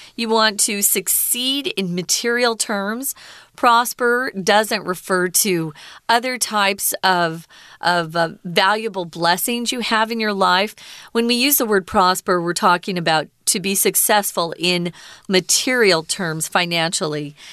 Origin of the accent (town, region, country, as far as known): United States